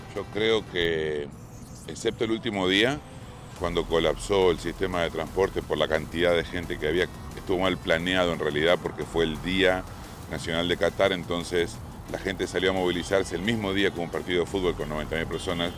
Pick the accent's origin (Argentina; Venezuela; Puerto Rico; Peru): Argentina